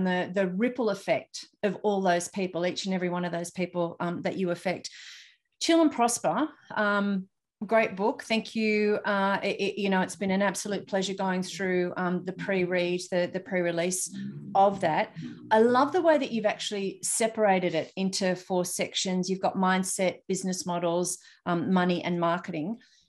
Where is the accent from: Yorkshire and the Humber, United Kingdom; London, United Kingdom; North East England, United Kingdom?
North East England, United Kingdom; Newcastle; So I'm so excited to be actually having a podcast with somebody from my hometown, which is Newcastle.